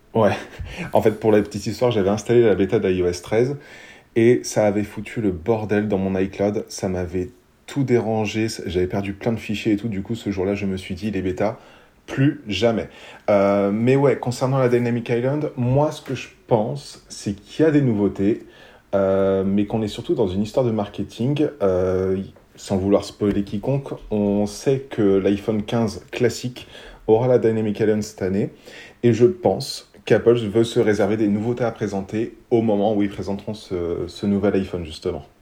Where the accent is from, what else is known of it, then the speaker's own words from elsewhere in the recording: France; on est français